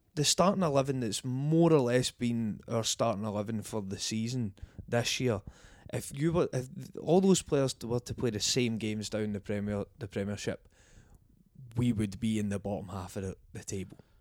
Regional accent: Scotland, United Kingdom

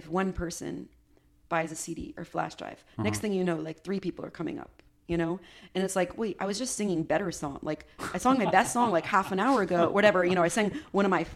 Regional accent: United States; I love being an American.

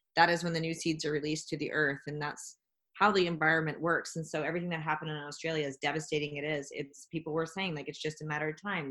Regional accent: Jasper, Alberta, Canada; I'm from Jasper National Park

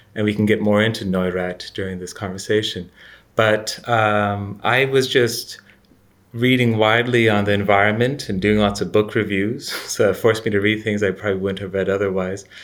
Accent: Canada; moved away as an adult; also born or lived in United States / United Kingdom; now in Florence, Italy; I'm Canadian, educated in the U S and Britain. I'm currently, uh, living in Florence

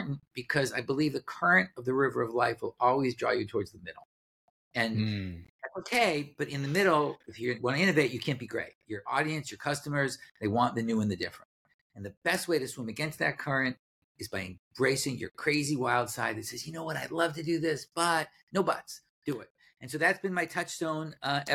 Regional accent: Boston, Massachusetts, United States; moved away; I grew up in Boston

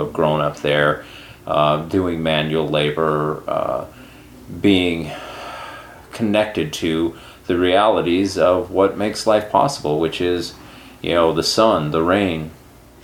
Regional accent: Sheridan County, Montana, United States; moved away; I grew up in Sheridan County, Montana, which is the county that borders on North Dakota and Canada in Montana.

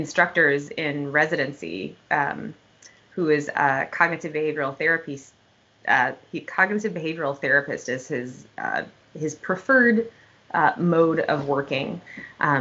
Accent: Wisconsin, United States; when we were growing up in Wisconsin

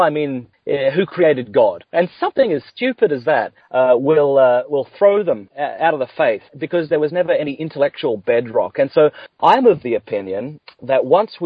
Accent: near Adelaide, South Australia, Australia; accent: Australian; moved away as an adult; also born or lived in Canada / Ireland; now in California, United States; I grew up near Adelaide in South Australia.

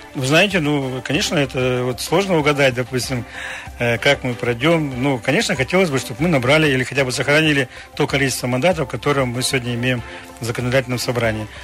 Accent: Krasnoyarsk Krai, Russia

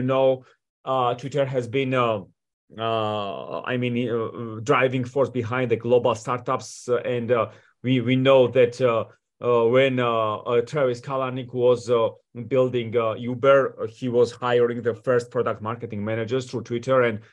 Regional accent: Georgia; moved away as an adult; also born or lived in Washington, D.C., United States / Manassas, Virginia, United States / New York City, United States; I come from Georgia, from Europe, you know, and I moved to the United States at the age of 18

